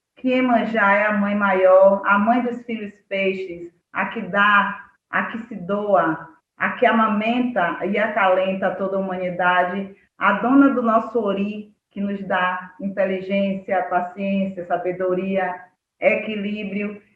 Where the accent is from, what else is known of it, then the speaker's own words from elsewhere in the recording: Cachoeira, Bahia, Brazil; now in Muritiba, Brazil; eu cresci em Cachoeira